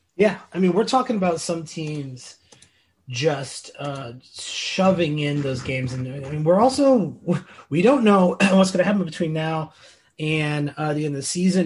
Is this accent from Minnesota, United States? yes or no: no; Illinois, United States; I grew up in Illinois my whole life